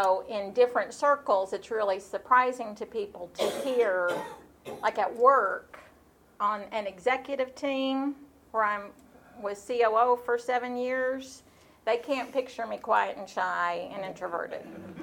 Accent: Nashville, Tennessee, United States; I grew up here in Nashville.

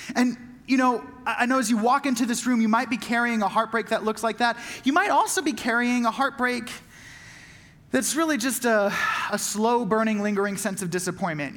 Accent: Southern California, United States; having grown up in Southern California

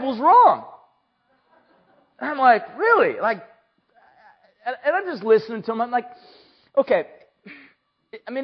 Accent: San Luis Obispo, California, United States; from, California and, San Luis

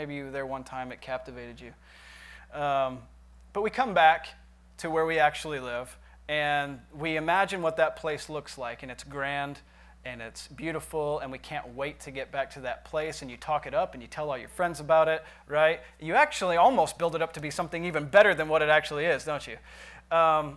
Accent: Michigan, United States; now in Nashville, United States; I went back to visit Michigan here not too long ago. And I went back to my hometown

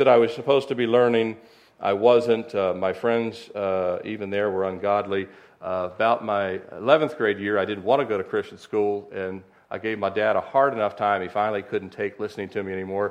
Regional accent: Annapolis, Maryland, United States; moved away; I was born in 1969 in Annapolis, Maryland, 2.5 hours up the road. My brother's still in love with crabs and Old Bay and all that good stuff, and we grew up right on the Chesapeake Bay.

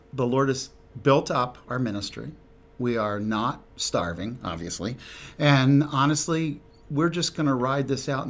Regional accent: New Jersey, United States; moved away; I grew up in South Jersey. I hope you can't hear it, but grew up there and came to know the Lord as a senior in high school.

